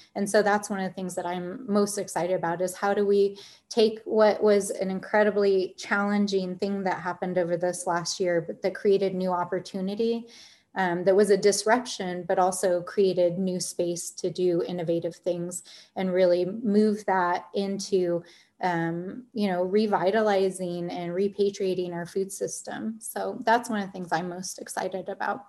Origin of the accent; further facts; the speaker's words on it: Albuquerque, New Mexico, United States; I grew up in Albuquerque, I grew up in the North Valley